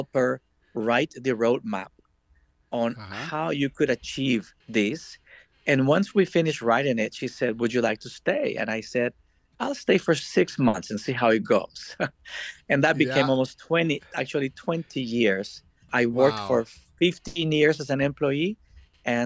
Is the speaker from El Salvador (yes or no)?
yes; El Salvador; moved away as an adult; also born or lived in Washington, D.C., United States / Miami, United States; I was born and raised in El Salvador